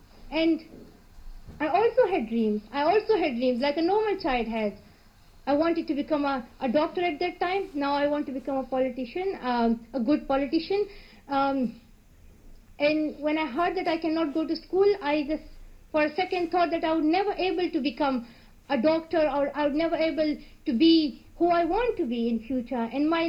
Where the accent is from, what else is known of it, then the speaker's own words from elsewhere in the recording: Pakistan; English is a second language; as he's from India and I'm from Pakistan, we will try to build strong relationships between India and Pakistan.